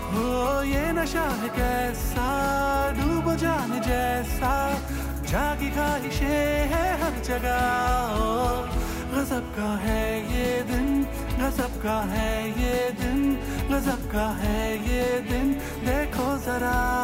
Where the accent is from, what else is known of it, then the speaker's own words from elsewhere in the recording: Gwalior, Madhya Pradesh, India; moved away as an adult; also born or lived in Mumbai, India; now in Toronto, Canada; मैं originally uh, Gwalior India से हूँ